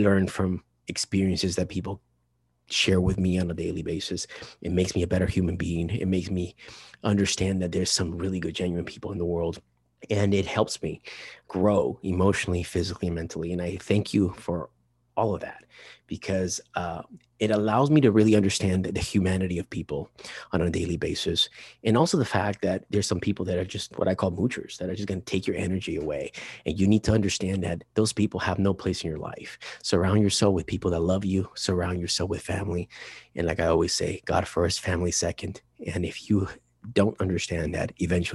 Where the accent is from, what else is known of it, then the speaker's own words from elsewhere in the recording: Chino Hills, California, United States; I'm from Chino Hills, but not from the beach, from the inland originally